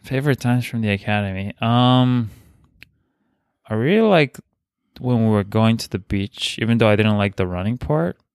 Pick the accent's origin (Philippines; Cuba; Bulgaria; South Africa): Bulgaria; English is a second language; moved away; I'm from Bulgaria